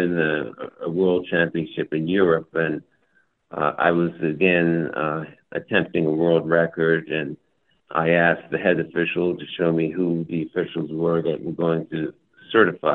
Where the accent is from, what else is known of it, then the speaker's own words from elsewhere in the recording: United States; being an American